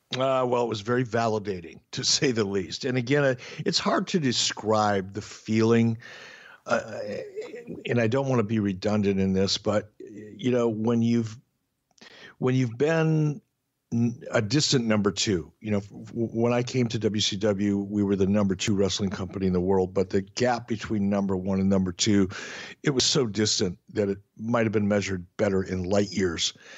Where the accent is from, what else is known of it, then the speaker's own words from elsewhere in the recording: Detroit, Michigan, United States; moved away; also born or lived in Minneapolis, Minnesota; growing up in Detroit.